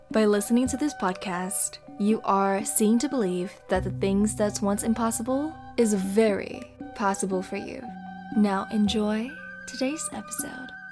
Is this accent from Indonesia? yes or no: yes; Indonesia; moved away as an adult; now in California, United States; born and raised in Indonesia, recording for you straight from the state of California